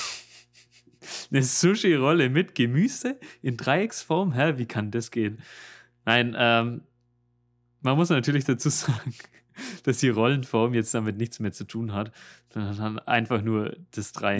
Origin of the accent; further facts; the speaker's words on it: Germany; accent: German; moved away as an adult; now in Seoul, South Korea; du hast so einen krassen deutschen Akzent